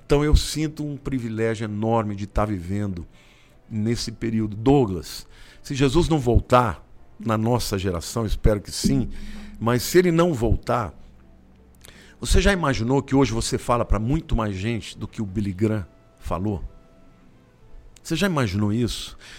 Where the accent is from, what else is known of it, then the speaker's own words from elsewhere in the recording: Olímpia, São Paulo, Brazil; Com 12 anos, eu saí de Olímpia, que é uma cidade no interior uhum. do estado de São Paulo, e mudei para São Paulo.